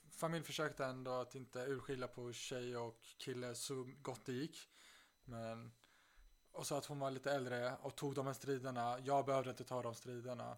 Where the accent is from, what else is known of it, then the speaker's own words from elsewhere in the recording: Stockholm, Stockholm County, Sweden; moved away as an adult; also born or lived in Uppsala; now in Aix-en-Provence, France; jag flydde från, först från Stockholm när jag var 18